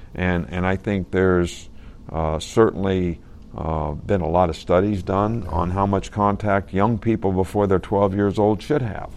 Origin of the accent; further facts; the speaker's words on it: Fairmont, West Virginia, United States; moved away; My dad actually started Pop Warner football in our area in West Virginia.